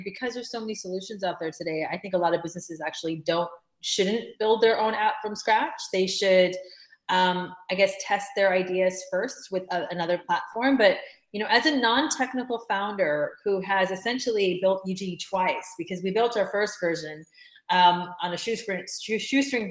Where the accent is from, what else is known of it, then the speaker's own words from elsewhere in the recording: United States; moved away as an adult; now in United Kingdom; I'm an American